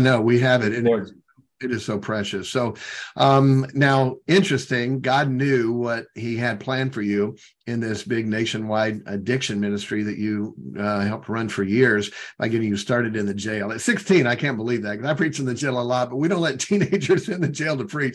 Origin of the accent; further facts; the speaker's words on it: southwestern Michigan, United States; at an independent Baptist church in southwestern Michigan